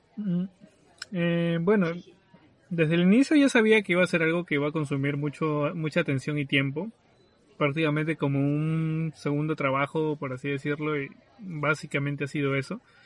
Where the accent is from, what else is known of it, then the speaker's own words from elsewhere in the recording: Lima, Peru; soy de Lima, bueno, del sur de Lima